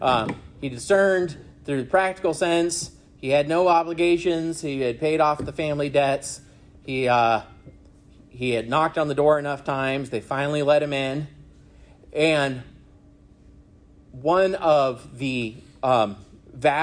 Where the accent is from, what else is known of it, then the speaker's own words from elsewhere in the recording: Arizona, United States; also born or lived in California / Michigan; now in South Carolina, United States; I was born in California, grew up in Arizona, went to school in Michigan, and now live in South Carolina